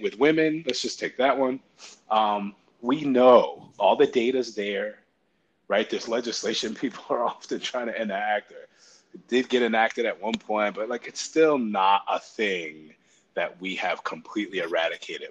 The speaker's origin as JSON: {"language": "English", "region": "Connecticut", "country": "United States", "tie": "born or raised there", "said": "I grew up in Connecticut"}